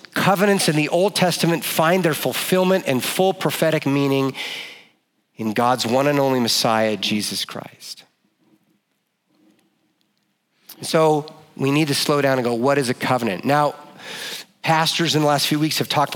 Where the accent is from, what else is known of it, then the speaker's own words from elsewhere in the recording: Oregon, United States; I grew up in Oregon and I'm a child of the 80s.